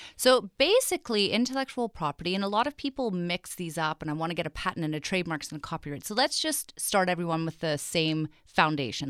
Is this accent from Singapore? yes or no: no; England, United Kingdom; moved away; I grew up in England, and I went to very traditional British boarding school